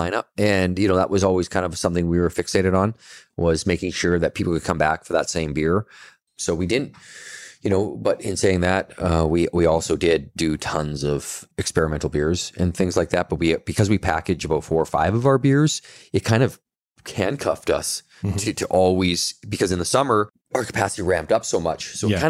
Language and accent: English; Kelowna, British Columbia, Canada; I'm born and raised in Kelowna